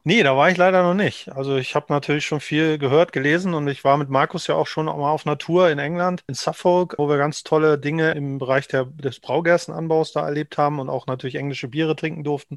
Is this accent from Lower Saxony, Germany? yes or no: yes; Knesebeck, Lower Saxony, Germany; now in Hamburg, Germany; bis 2016 war ich der Junge vom Lande aus dem niedersächsischen Hinterland sozusagen, kurz vor der ehemaligen Grenze zur DDR aufgewachsen in der Zeit.